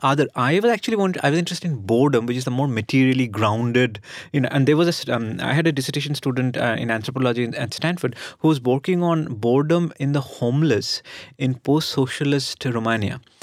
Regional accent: Kolkata, West Bengal, India; one of my childhood memories of growing up in Calcutta is traffic jams.

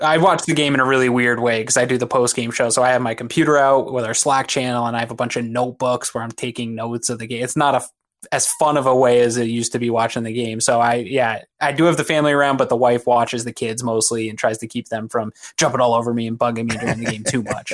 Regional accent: Connecticut, United States; moved away as an adult; also born or lived in Maine; now in Buffalo, United States; I grew up in New England. uh, in Connecticut

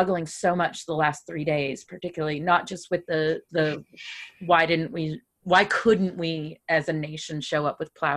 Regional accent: the South, United States; I grew up in the South where the conversation was states' rights and still is, by the way, states' rights.

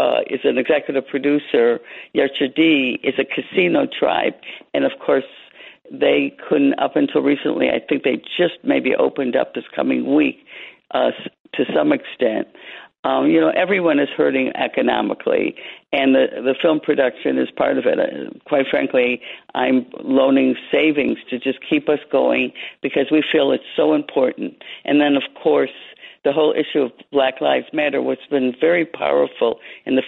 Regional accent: Detroit, Michigan, United States; moved away as an adult; also born or lived in New Mexico; now in Washington, United States; I grew up in Detroit

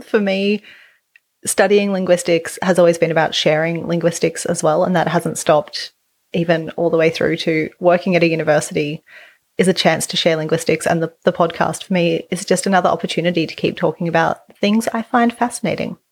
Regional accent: Australia; accent: Australian English; as an Australian English speaker, I don't have R's at the end of words

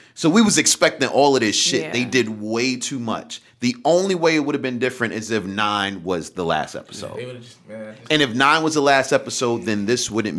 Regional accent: New York City, New York, United States; I'm from the Bronx.

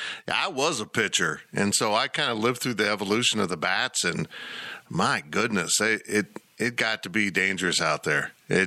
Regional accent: Salina, Kansas, United States; Growing up in Kansas with softball, exactly like I did in Salina.

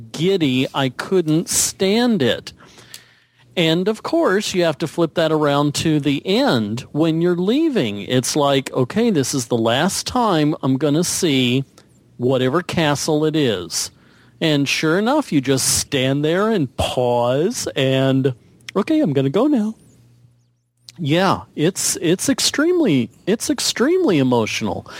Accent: Texas, United States; moved away; also born or lived in Midwest; I grew up in Texas

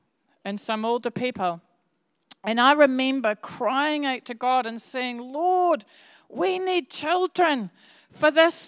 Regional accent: Bradford, Yorkshire and the Humber, United Kingdom; born there; I was born in Yorkshire. I was born in Bradford.

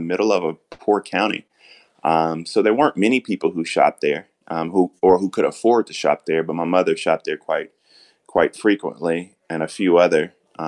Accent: Denmark, South Carolina, United States; I grew up in Denmark.

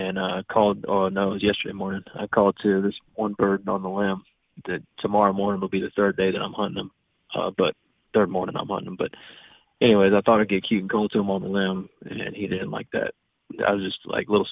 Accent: Florida, United States; I'm from Florida

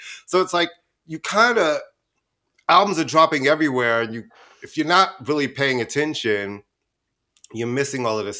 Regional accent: New York, United States; Well, we're from New York.

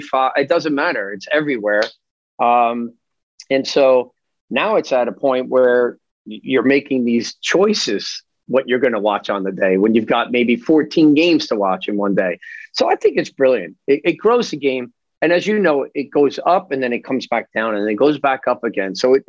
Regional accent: Kearney, New Jersey, United States; I think it was probably a consistently challenging experience. I think you were always being tested in Kearney.

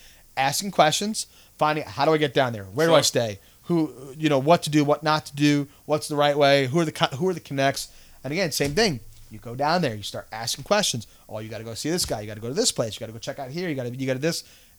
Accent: Canada; I'm a Canadian, or, you know, I've traveled there.

